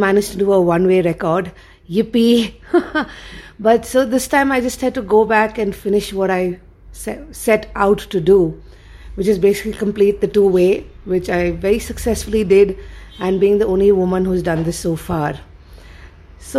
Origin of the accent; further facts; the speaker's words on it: India; also born or lived in Bangalore; as an Indian